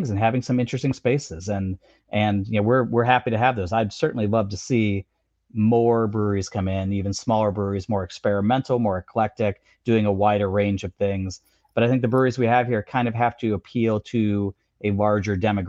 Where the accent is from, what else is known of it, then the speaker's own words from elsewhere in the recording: Chicago, Illinois, United States; also born or lived in Iowa; now in Boston, United States; You go to a city like my hometown of Chicago